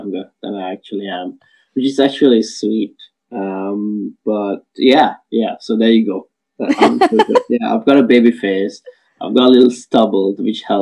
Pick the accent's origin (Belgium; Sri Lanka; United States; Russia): Sri Lanka; moved away as an adult; now in United Kingdom; I'm originally from Sri Lanka, and I moved to the UK for my higher studies in engineering back in 2009.